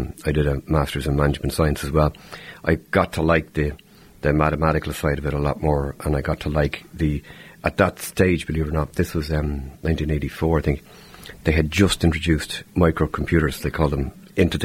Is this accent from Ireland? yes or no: yes; Dublin, Leinster, Ireland; I grew up in Clontarf with my mum and dad, obviously, and five brothers